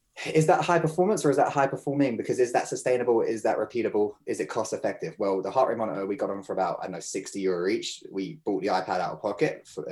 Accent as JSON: {"language": "English", "region": "Munster", "country": "Ireland", "tie": "born or raised there", "said": "even though I grew up in Kerry."}